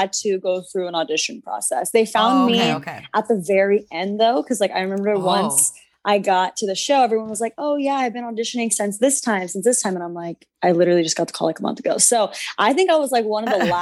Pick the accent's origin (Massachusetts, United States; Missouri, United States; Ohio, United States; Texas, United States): Texas, United States; San Antonio; moved away as an adult; now in Los Angeles, United States; I'm from San Antonio, Texas.